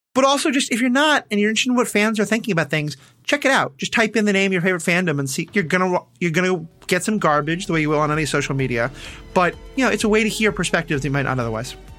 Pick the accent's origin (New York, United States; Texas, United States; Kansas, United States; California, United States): New York, United States; I'm Jewish from New York